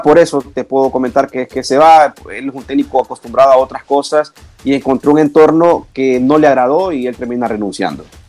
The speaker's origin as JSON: {"language": "Spanish", "country": "Honduras"}